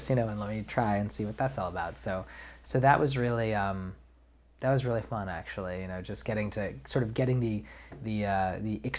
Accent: New York, United States; I'm from New York

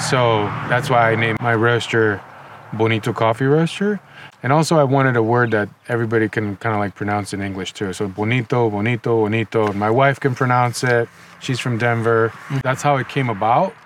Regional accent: Nicaragua; moved away as an adult; also born or lived in Los Angeles, United States; now in United States; I grew up in Nicaragua. Um, I moved to the United States in 2005

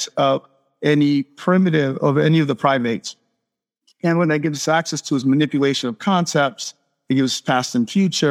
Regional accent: Miami, Florida, United States; moved away as an adult; now in Playa del Carmen, Mexico; I'm from Miami originally.

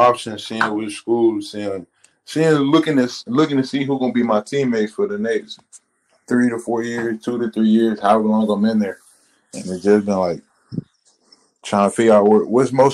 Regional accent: Tennessee, United States; I'm back in Tennessee playing for my home state.

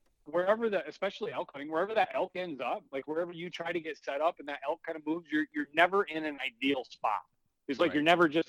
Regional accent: Michigan, United States; we're from Michigan.

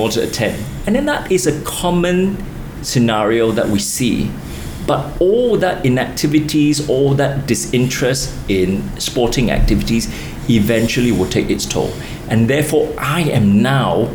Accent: Kota Bharu, Kelantan, Malaysia; moved away; I lived through the years when I grew up in Kota Baru.

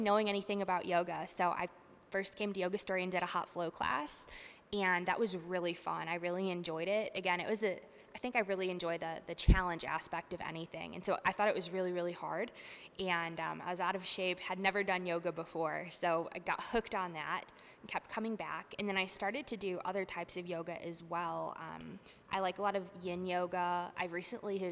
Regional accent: Northeast Ohio, United States; moved away as an adult; now in Arkansas, United States; I'm from Northeast Ohio. And growing up in the 90s, there really wasn't a mountain biking scene there

